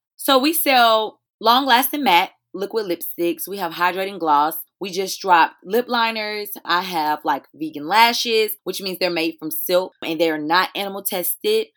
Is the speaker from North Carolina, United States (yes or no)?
yes; High Point, North Carolina, United States; I'm originally from High Point, North Carolina